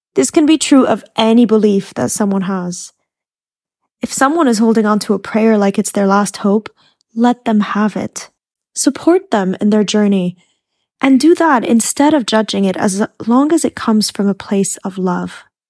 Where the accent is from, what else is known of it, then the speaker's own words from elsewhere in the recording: Egypt; I had a lot of Muslim colleagues because I grew up in Egypt